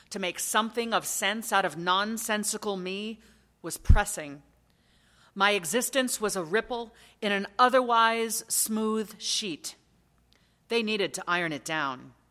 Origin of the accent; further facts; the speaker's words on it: Lagos, Nigeria; born there; They married in Accra, Ghana in 1966. I was born to them in Lagos, Nigeria in 1967.